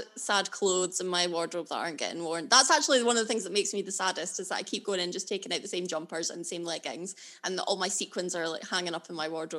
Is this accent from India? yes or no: no; Alyth, Scotland, United Kingdom; also born or lived in Linlithgow / Aberdeen / London / Kirkcaldy; I'm originally from Linlithgow, and then when I was wee, we moved up to Aileth, which is a little town near Dundee. And then I've lived in a lot of places. I'm not going to list everywhere I've lived. I lived in Aberdeen, sort of on and off. I've lived in Aberdeen four separate times.